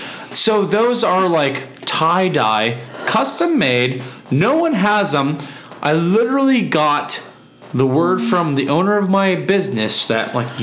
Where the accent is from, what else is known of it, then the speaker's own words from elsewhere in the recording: Oklahoma, United States; I'm from Oklahoma, and I got